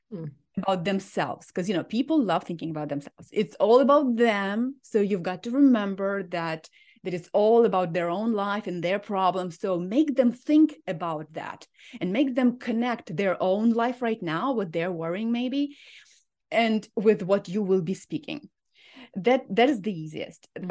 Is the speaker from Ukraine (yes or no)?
yes; Ukraine; moved away as an adult; now in Minnesota, United States; I am from Ukraine, and I came two weeks before the war started